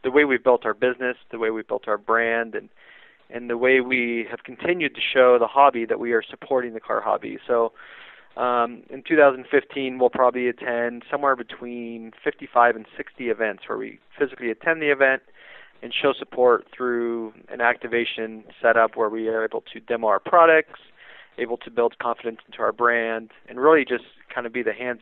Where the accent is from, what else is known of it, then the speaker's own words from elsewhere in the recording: San José, Costa Rica; I was born in San Jose, Costa Rica